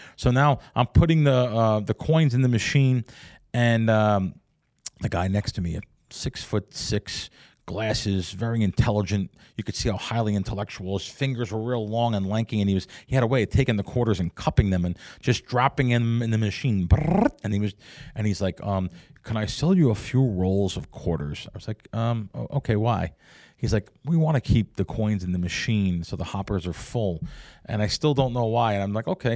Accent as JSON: {"language": "English", "town": "New York City", "region": "New York", "country": "United States", "tie": "born or raised there", "also_born_or_lived": "North Jersey", "moved": "yes", "lives_now": "Las Vegas, United States", "said": "we grew up in the Bronx"}